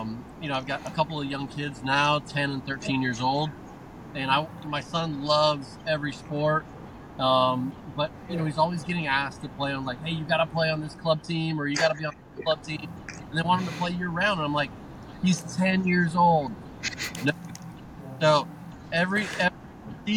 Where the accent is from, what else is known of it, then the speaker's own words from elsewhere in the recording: Hawaii, United States; moved away as an adult; born and raised in Hawaii.